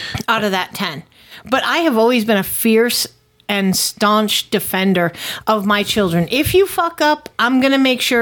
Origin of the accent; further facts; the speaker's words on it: Connecticut, United States; born or raised there; moved away as an adult; now in Tennessee, United States